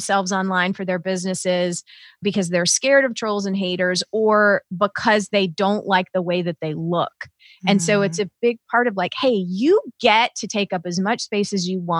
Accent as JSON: {"language": "English", "region": "the South", "country": "United States", "tie": "born or raised there", "moved": "yes", "lives_now": "Southern Indiana, United States", "said": "I was raised in the South"}